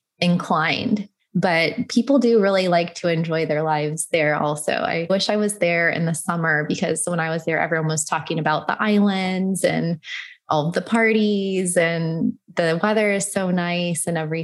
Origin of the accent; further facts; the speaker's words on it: United States; especially being American, we kind of see it as you guys are really enjoying your lifestyle.